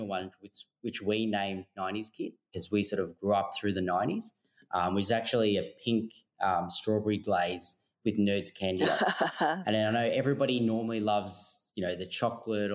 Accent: Melbourne, Victoria, Australia; now in Sydney, Australia; we're actually originally from Melbourne.

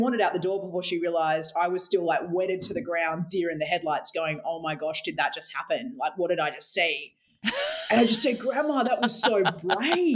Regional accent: Western Australia, Australia; now in Victoria, Australia; I grew up in Western Australia, where we're both in Victoria now, but I was born in the Wild West

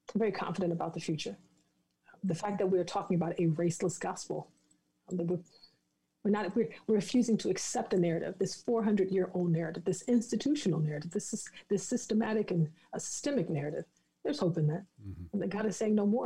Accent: the South, United States; I'm from the South

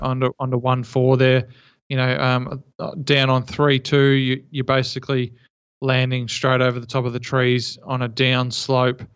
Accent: Geelong, Victoria, Australia; I'm from Geelong, uh, Victoria

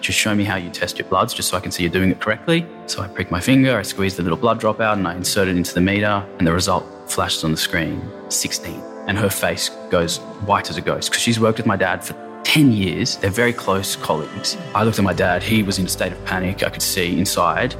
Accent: Sydney, New South Wales, Australia; grew up in the eastern suburbs of Sydney.

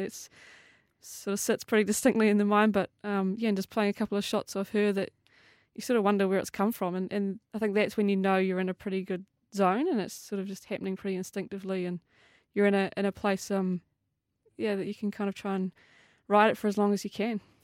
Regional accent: New Zealand

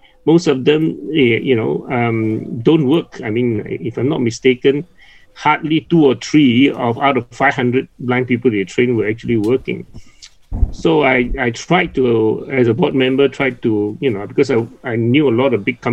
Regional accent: Penang, Malaysia; moved away; I'm originally from Penang.

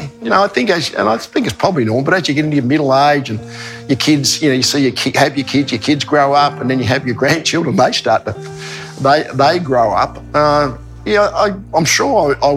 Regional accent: Australia; being Australian

